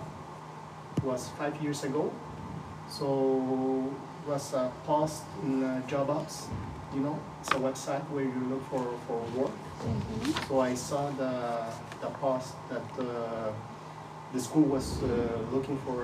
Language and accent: English; Colombia; moved away as an adult; now in Switzerland; I was born in Colombia. So I lived all my childhood in Colombia